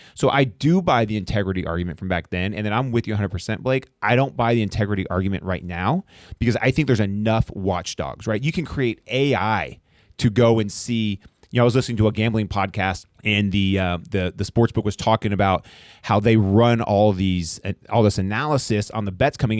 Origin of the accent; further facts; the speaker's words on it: Arlington, Texas, United States; I grew up in Arlington